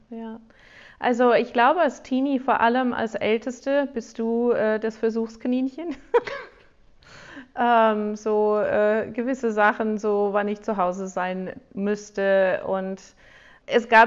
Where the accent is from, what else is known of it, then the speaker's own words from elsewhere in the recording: United States; accent: American; German is a second language; ich bin auch in Amerika groß geworden